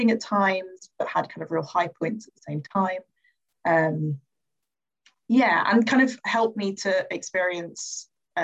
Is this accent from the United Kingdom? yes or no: yes; London, United Kingdom; I grew up in Croydon, which is in the south end of London, in a parish called St. Paul's, in a place called Thornton Heath.